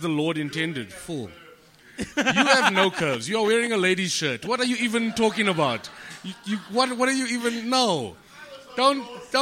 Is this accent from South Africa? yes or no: yes; Johannesburg, Gauteng, South Africa; I'm from El Dorado Park